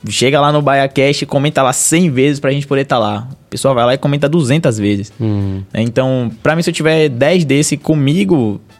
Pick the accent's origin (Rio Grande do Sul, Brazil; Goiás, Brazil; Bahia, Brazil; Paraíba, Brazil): Bahia, Brazil; Valença; eu sou lá da, de Valença, se eu não me engano